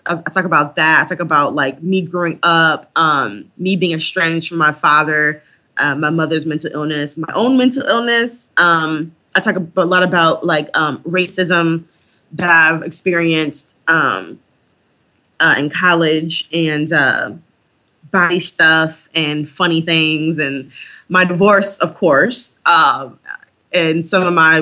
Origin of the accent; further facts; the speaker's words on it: Detroit, Michigan, United States; growing up in Detroit